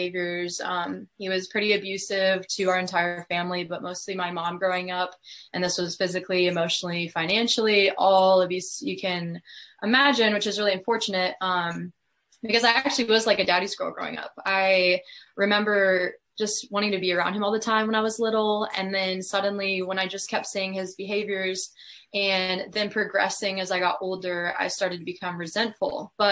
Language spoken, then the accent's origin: English; Columbia, Missouri, United States; now in Kansas City, United States; I grew up in Columbia, Missouri